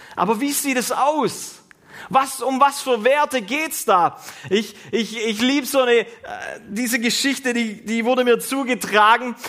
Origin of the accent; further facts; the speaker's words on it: Germany; wir als Deutsche, die wir wirklich menschenfreundlich sind